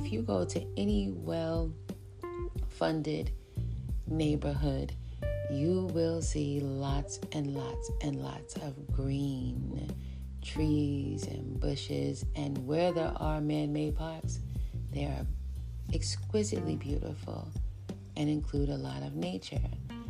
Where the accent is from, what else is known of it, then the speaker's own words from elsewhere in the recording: New York City, New York, United States; I'm from New York City.